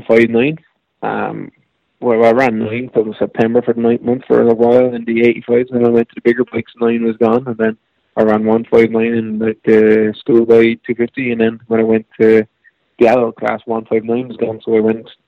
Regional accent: Ireland; But I suppose a lot of people in America, being Irish, is like every second person you talk to, their godfather's Irish

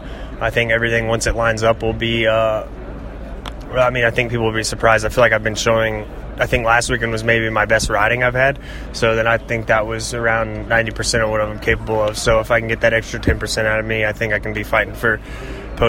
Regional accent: Southeast, United States; growing up in the Southeast

